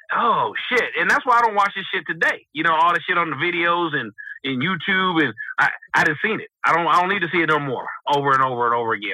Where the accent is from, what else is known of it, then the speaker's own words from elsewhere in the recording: West Coast, United States; I'm from the West Coast